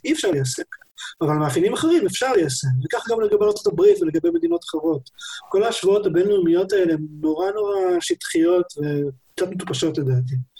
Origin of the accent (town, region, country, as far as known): Israel